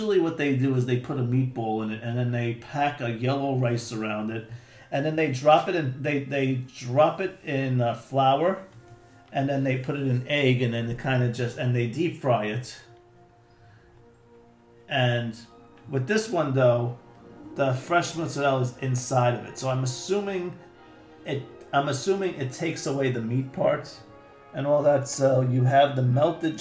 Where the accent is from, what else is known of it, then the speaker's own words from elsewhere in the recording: New York City, New York, United States; growing up in New York City